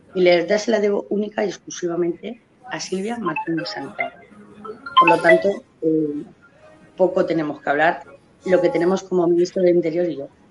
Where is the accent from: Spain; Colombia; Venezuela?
Spain; como madre como española, como ciudadana española, porque lo soy a mucha honra